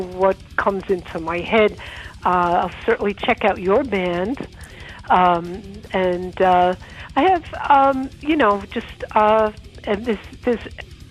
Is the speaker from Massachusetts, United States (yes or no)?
no; New York City, New York, United States; I grew up in Rockaway